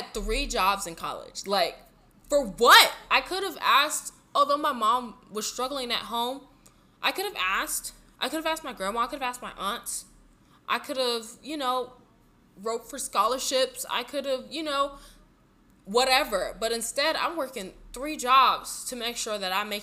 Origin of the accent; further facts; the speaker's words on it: Southern California, United States; I grew up in Southern California, 2 hours from Tijuana, like, from the border.